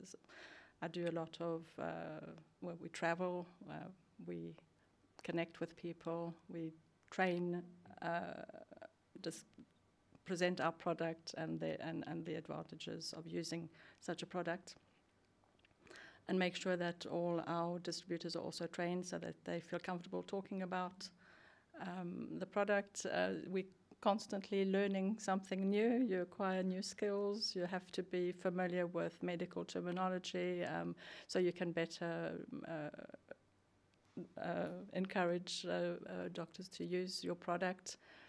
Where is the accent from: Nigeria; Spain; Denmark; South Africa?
South Africa; now in Sweden; I'm from South Africa originally, and have been.